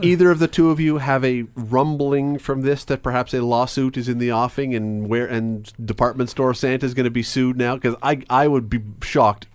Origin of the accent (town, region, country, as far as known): Canada